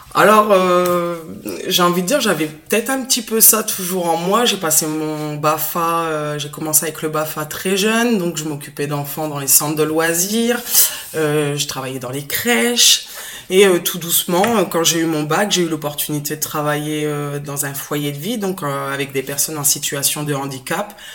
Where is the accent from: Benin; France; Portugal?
France; Picardy, Hauts-de-France; moved away as an adult; now in Béziers, France; Je suis picarde, donc j'ai pas l'accent du sud. Euh, je suis arrivée dans le sud il y a quelques années